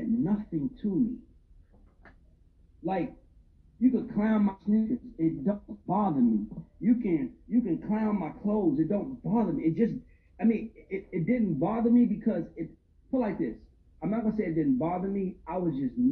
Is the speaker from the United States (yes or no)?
yes; Old National Highway, Georgia, United States; I grew up on Old National Highway